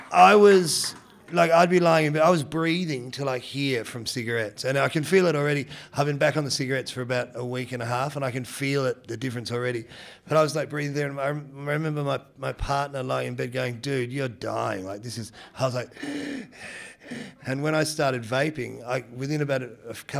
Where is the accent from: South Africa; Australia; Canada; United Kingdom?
Australia; Geelong, Victoria; also born or lived in Detroit, Michigan, United States; I was born in Michigan. So basically moved from Detroit to Geelong